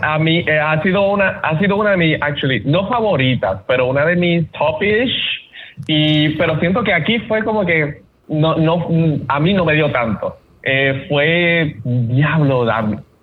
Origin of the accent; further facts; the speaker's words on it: Puerto Rico; como puertorriqueños